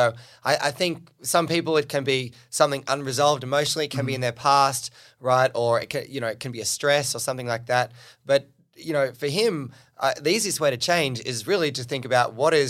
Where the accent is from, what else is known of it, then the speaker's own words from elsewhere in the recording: New South Wales, Australia; where I grew up on the Central Coast, an hour and a half north of Sydney.